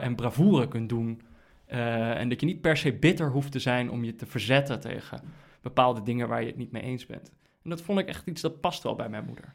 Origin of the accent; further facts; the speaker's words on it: Netherlands; als Nederlanders